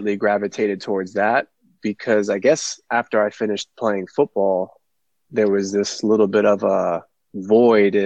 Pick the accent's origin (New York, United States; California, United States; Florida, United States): New York, United States; New York City; also born or lived in Long Island, New York / Bayport, New York; I'm a New York native. I grew up in Brooklyn, moved here to Long Island in the middle of high school, ninth grade.